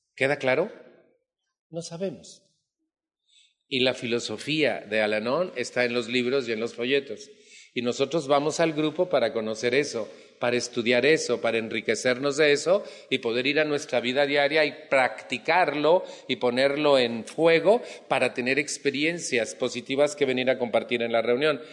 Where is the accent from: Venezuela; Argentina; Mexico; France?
Mexico; En mi país